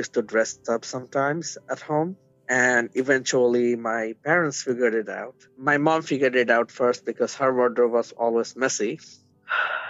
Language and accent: English; Bangladesh; now in Newfoundland, Canada; Originally, I'm from Bangladesh.